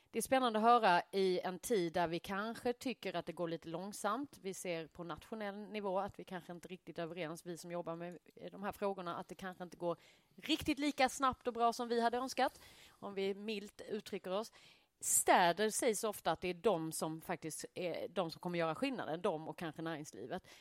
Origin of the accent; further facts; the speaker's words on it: Skåne, Sweden; also born or lived in Malmö; men vi skånare.